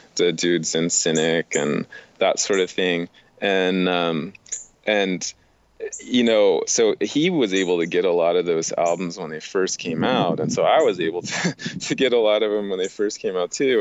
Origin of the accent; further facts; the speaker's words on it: Miami, Florida, United States; I am from Miami